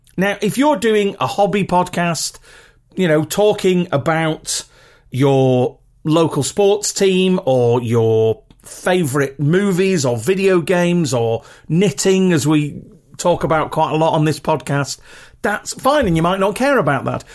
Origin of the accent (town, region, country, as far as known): United Kingdom; accent: very regional (British, not Queen's English)